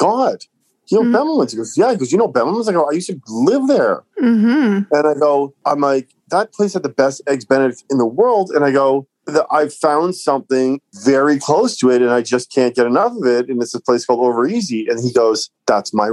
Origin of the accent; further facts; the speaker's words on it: Cambridge, Ontario, Canada; also born or lived in Toronto; I grew up in Cambridge, Ontario